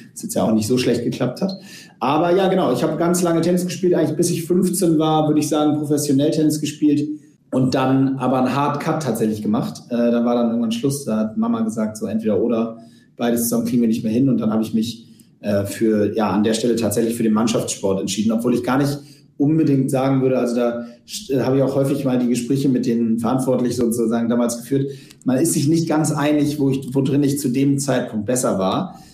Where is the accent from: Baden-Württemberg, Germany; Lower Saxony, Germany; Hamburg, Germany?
Hamburg, Germany; wir sind zusammen aufgewachsen im UAC, im, im Uhlenhaus Hockey Club in Hamburg